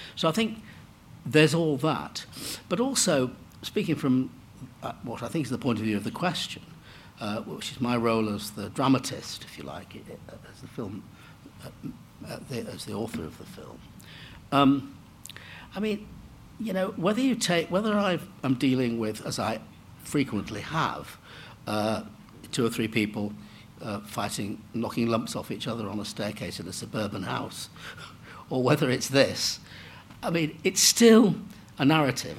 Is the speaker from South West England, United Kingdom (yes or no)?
no; Manchester, North West England, United Kingdom; I grew up in Manchester